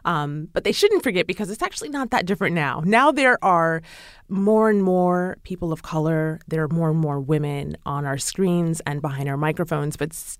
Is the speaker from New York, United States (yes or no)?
no; Chicago, Illinois, United States; And I'm from Chicago, born and raised in Chicago.